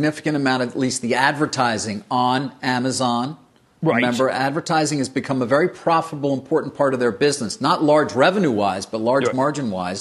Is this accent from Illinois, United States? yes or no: no; New York City, New York, United States; we grew up in Queens in the 70s. It definitely shapes your worldview.